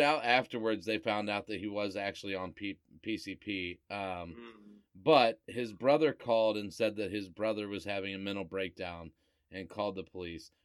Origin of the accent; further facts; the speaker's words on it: Cuyahoga Falls, Ohio, United States; I grew up in Cuyahoga Falls, where like anytime you went to a party in high school, the cops came